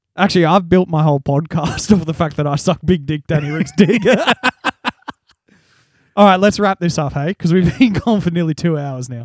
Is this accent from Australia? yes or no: yes; Australia; we're Australian